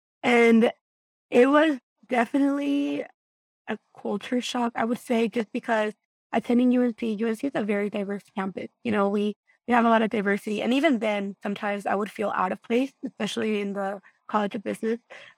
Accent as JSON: {"language": "English", "region": "Guanajuato", "country": "Mexico", "tie": "born or raised there", "said": "I was raised in Guanajuato, Mexico, a small rural community, a rancho, so a really small town. Population was about 2,000 people."}